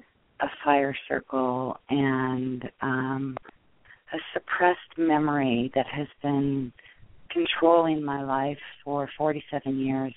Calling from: Seattle, Washington, United States; I'm calling from Seattle.

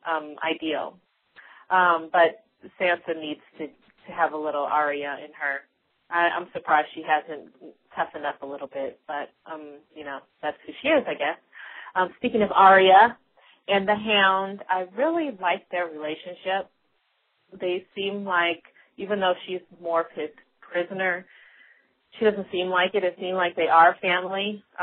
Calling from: Colorado, United States; from Colorado, and I am a new listener.

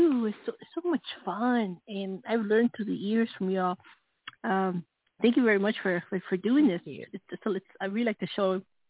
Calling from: New Mexico, United States; from New Mexico.

